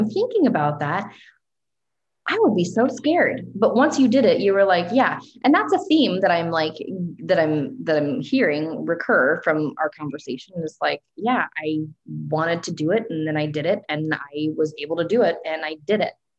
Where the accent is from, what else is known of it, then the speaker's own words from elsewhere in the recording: Russia; moved away; it's so cool that I am originally from Russia